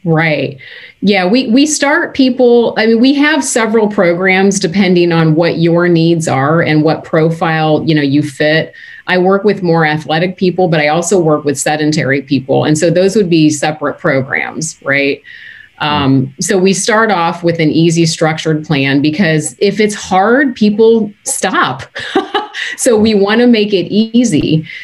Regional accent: United States; moved away as an adult; also born or lived in Canada / Baltimore; I'm born and raised American

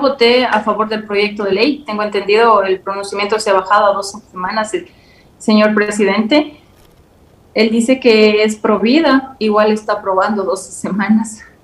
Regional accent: Ecuador; somos nosotros los ecuatorianos

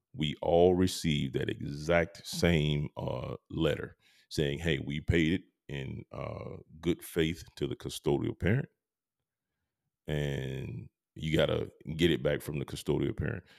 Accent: Georgia, United States; I'm from Georgia

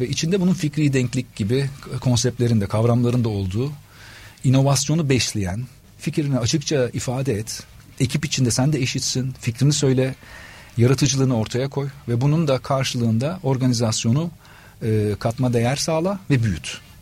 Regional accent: Adana, Turkey; moved away as an adult; also born or lived in Istanbul; Adanalıyım aslen ve Adana'da e, çalışmaya başladım.

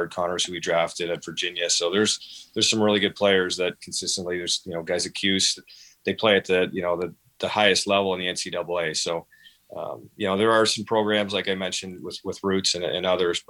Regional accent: Peterborough, Ontario, Canada; moved away as an adult; now in Rochester, United States; growing up in Peterborough

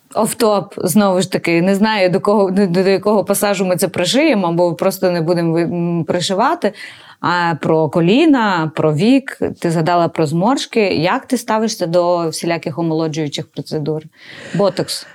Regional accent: Galicia, Ukraine; я з Галичини

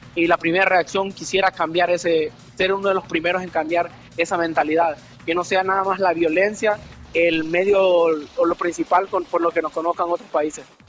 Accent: Santa Rosa de Lima, La Unión, El Salvador; now in Spain; por honrar el pueblo de donde yo nací y honrar digamos de donde son mis padres

